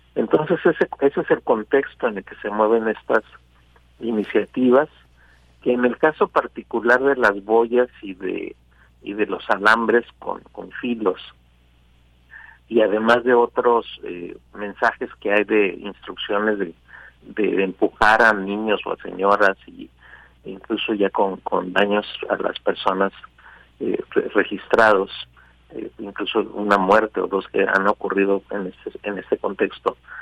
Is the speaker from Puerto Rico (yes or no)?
no; Mexico; somos nosotros los mexicanos